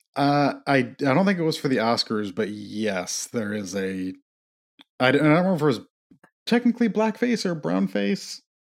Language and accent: English; Midwest, United States; I'm from the Midwest